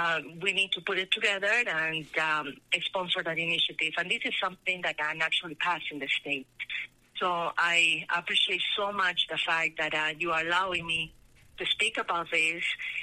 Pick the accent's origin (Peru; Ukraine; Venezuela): Peru; moved away as an adult; now in Colorado, United States; I was born in Peru when the country was in the hands of a military dictator. And I experienced a country during my teenager years that it was very indebted, unstable, violent.